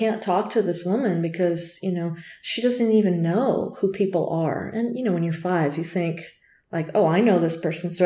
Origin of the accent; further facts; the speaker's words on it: Tucson, Arizona, United States; I'm from Tucson.